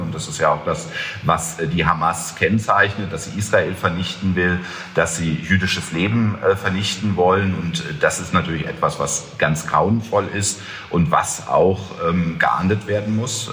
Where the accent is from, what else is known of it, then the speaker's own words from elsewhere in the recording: Germany; wir uns auch als Deutsche